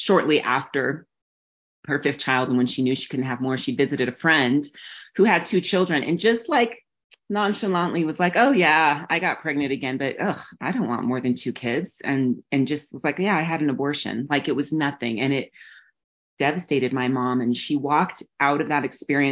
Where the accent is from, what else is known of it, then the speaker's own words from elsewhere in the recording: New Mexico, United States; I grew up in the mountains of New Mexico, still there now